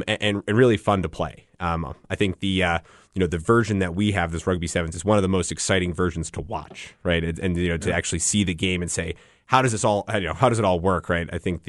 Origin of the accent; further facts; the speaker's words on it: Northeast, United States; I'm from the Northeast originally.